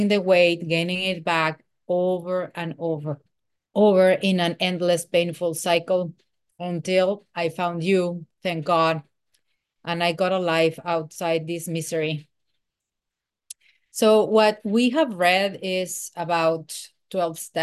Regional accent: Mexico City, Mexico; I am from Mexico City

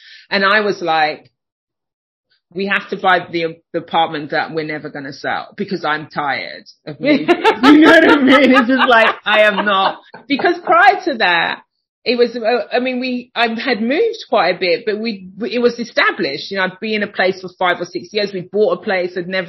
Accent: United Kingdom; moved away as an adult; now in Chicago, United States; I live in Chicago. You can hear I'm not from Chicago.

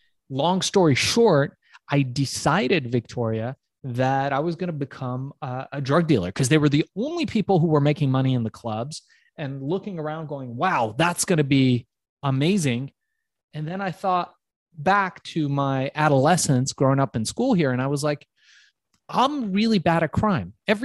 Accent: Iran; now in United States; I come from Iran, which is part of Asia

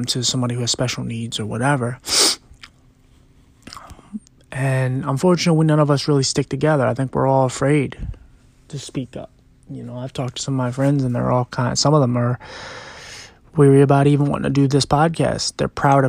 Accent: Philadelphia, Pennsylvania, United States; I'm also from Philly, and it's a hard city where you grow up

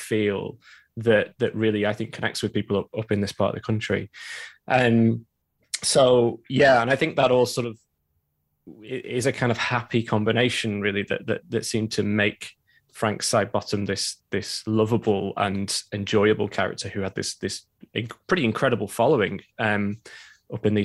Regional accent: Preston, North West England, United Kingdom; now in Manchester, United Kingdom; I currently live in Manchester and I'm from Preston originally, which is just down the road. So I've grown up in the kind of northwest

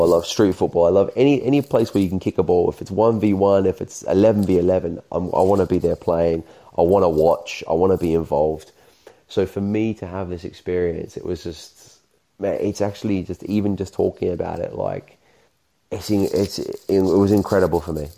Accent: Australia; me being Australian

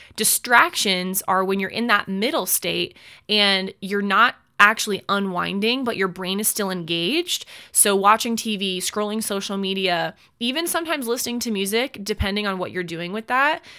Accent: United States; as an American citizen

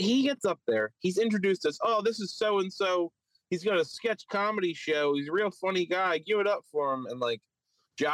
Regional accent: Philadelphia, Pennsylvania, United States; accent: Philly; my Philly accent

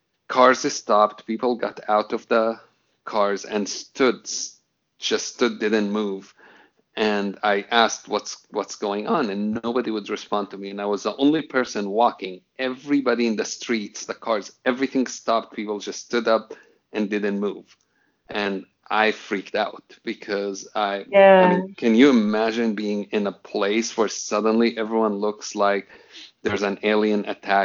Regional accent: Jerusalem, Palestine; English is a second language; I mean, I grew up in Jerusalem, and until I was 18 years old, I don't think I've ever had a normal conversation with a Jewish person

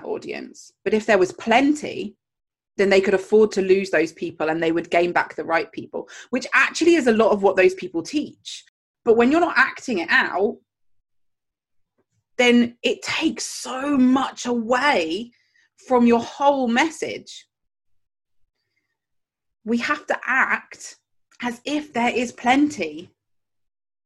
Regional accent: Jersey; I grew up in Jersey, the Channel Islands, and we have pound notes.

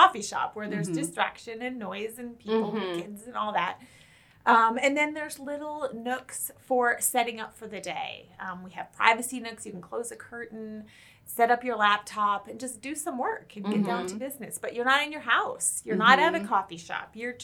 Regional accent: the coast in California, United States; also born or lived in Denver, Colorado; now in Coeur d'Alene, United States; grew up on the coast in California

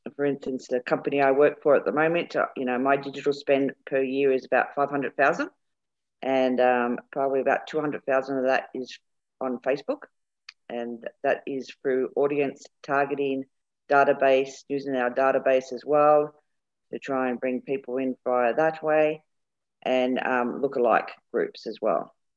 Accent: England, United Kingdom; We're both English

